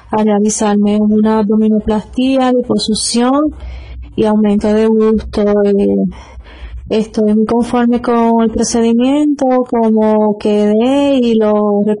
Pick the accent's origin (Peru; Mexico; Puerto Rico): Puerto Rico; San Juan; tengo 44 años, soy de San Juan, Puerto Rico. Vine aquí a Bogotá, Colombia